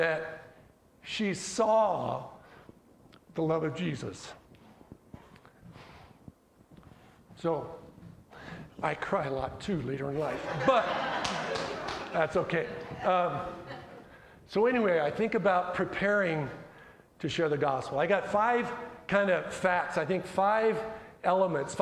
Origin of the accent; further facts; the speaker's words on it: Colorado, United States; My mom and dad were born and raised in Colorado, and so I'm a Colorado guy